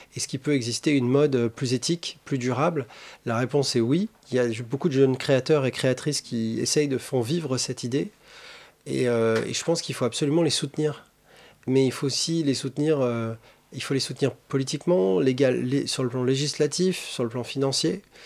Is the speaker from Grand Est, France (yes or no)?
yes; Alsace, Grand Est, France; dans le lycée où j'étudiais euh, en Alsace